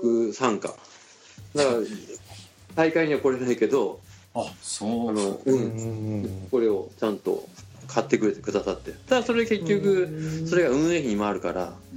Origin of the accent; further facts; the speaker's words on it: Kyushu, Japan; 地元九州